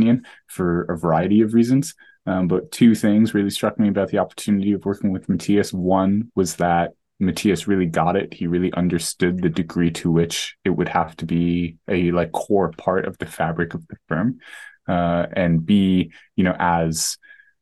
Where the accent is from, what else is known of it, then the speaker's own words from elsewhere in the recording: New York, United States; moved away; also born or lived in Bay Area; I grew up in New York